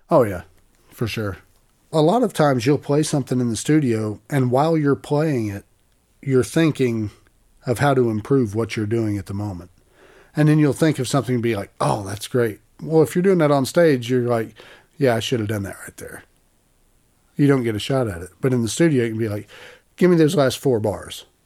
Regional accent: Appalachia, United States; I'm from Appalachia.

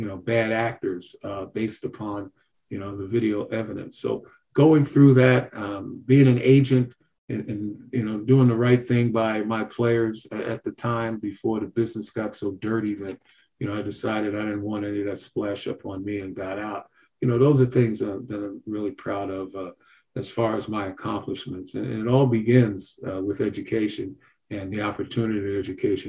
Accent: New York City, New York, United States; Kings County Brooklyn DA's office, my hometown

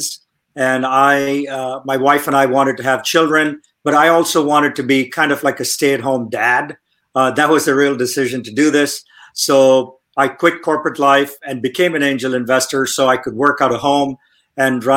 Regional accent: India; moved away as an adult; now in Silicon Valley, United States; I grew up in India, came to the United States when I was 21 years old to study

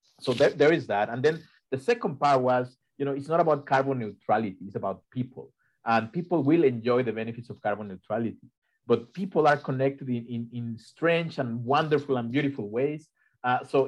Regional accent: Mexico; now in Ithaca, United States; I am from Mexico, and I grew up in a place where you could never do what Rebecca did here in the US.

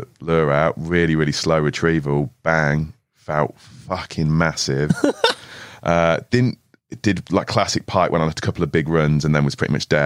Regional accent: Switzerland; moved away; Growing up in Switzerland

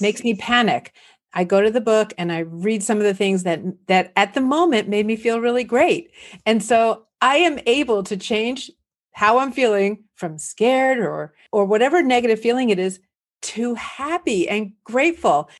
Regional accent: Los Angeles, California, United States; also born or lived in New Jersey / Santa Barbara / Indiana / New York City; I'm here in Los Angeles, And I was born in New Jersey, but raised here in the San Fernando Valley

